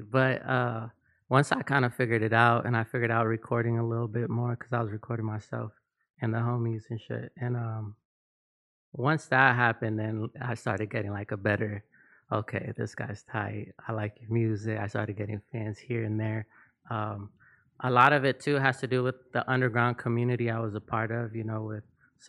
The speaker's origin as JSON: {"language": "English", "town": "North Hollywood", "region": "California", "country": "United States", "tie": "born or raised there", "also_born_or_lived": "East Los Angeles / Chicago", "said": "Yeah, I was born in East LA, but raised in NoHo."}